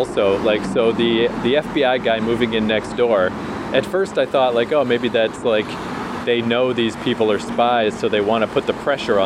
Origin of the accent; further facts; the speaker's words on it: Canada; moved away; also born or lived in New York; as a Canadian